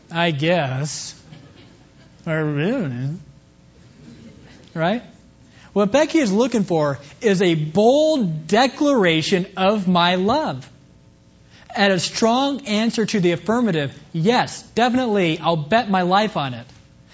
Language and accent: English; Kansas, United States; moved away; coming back to my hometown in Kansas